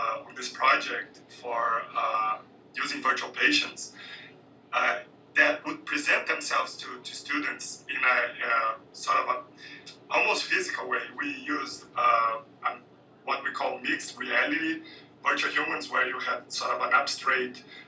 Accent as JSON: {"language": "English", "country": "Brazil", "said": "I'm from Brazil, and I'm a minority"}